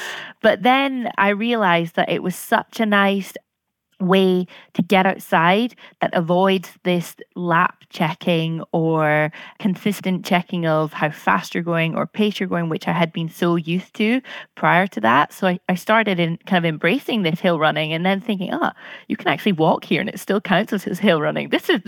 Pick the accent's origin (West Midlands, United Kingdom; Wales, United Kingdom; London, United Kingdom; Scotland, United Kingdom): Scotland, United Kingdom; I'm 27 from Scotland